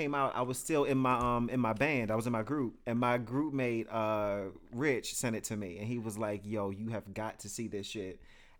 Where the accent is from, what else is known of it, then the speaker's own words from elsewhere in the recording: Detroit, Michigan, United States; I am from Detroit.